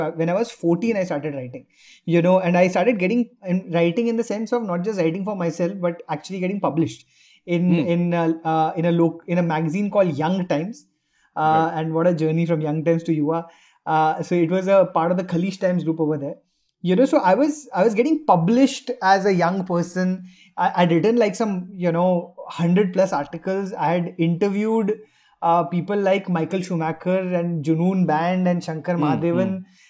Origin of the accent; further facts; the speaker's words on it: India; Bollywood really became my point of a relationship with myself and being Indian.